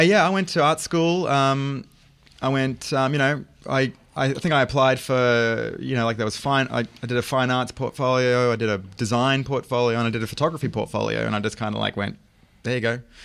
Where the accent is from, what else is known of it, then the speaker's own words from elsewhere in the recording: Brisbane, Queensland, Australia; moved away as an adult; now in New York, United States; I'm a Brizzy boy